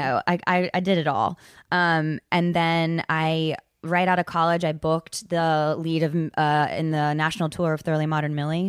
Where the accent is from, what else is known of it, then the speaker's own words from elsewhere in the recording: Charlotte, North Carolina, United States; moved away; also born or lived in New York; I'm originally from Charlotte, North Carolina